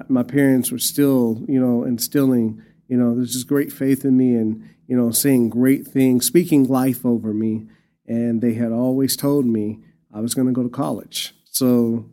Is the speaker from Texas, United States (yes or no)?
yes; Amarillo, Texas, United States; I was born and raised here in Amarillo, Texas